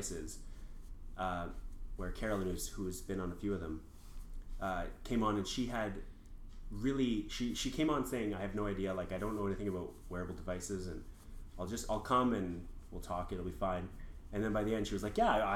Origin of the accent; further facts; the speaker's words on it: Calgary, Alberta, Canada; now in Ottawa, Canada; I come from Calgary, and Calgary has had LRT since 1988